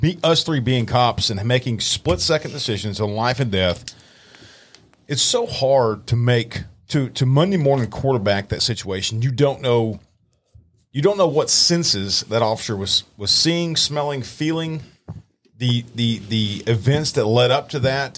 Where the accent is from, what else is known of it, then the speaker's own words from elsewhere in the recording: Dallas, Texas, United States; moved away; I grew up, born and raised in Dallas. I moved to East Texas